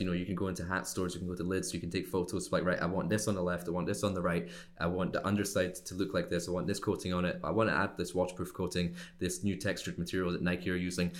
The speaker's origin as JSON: {"language": "English", "region": "Scotland", "country": "United Kingdom", "tie": "born or raised there", "also_born_or_lived": "Glasgow / Miami / China", "moved": "as an adult", "said": "I grew up in Scotland, uh, in the U K."}